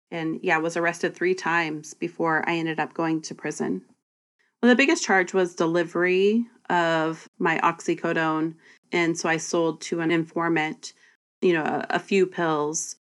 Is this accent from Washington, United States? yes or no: yes; Bremerton, Washington, United States; Olympic College, a community college here in my hometown